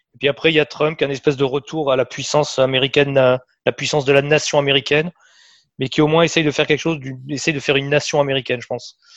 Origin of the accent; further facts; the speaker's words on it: France; en tant que Français